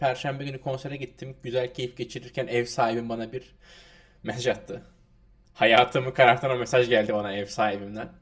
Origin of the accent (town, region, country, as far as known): Turkey